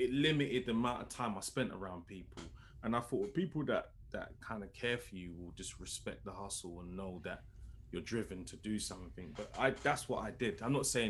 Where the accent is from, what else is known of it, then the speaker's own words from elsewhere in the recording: London, United Kingdom; I'm from London, lived there my whole life. I've hardly ever really left London